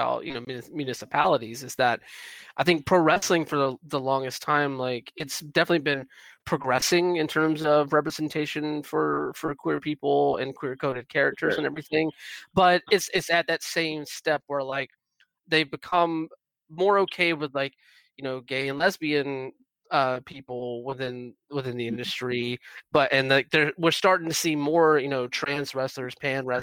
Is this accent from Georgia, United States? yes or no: yes; Georgia, United States; moved away; also born or lived in Atlanta area; I'm originally like from Georgia, and I like spent a lot of time in the Atlanta area